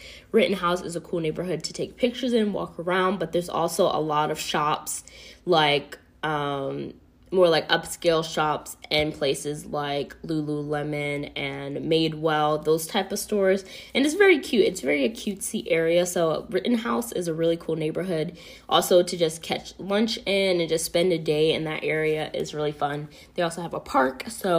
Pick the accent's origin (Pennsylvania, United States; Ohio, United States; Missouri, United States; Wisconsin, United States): Pennsylvania, United States; York; moved away as an adult; also born or lived in Georgia / California / Florida / Philadelphia, Pennsylvania; I actually grew up in Pennsylvania. As you guys might know, I grew up in Pennsylvania in York. So it's kind of funny that I'm back living here now after I, you know, moved around to Georgia and California and Florida, and now I'm back here in Pennsylvania.